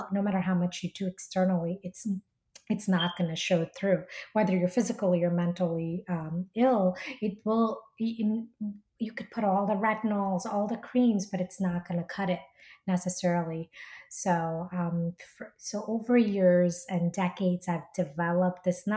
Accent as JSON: {"language": "English", "region": "New Jersey", "country": "United States", "tie": "born or raised there", "also_born_or_lived": "India", "moved": "yes", "lives_now": "New York City, United States", "said": "So I was born in India originally, grew up in Jersey"}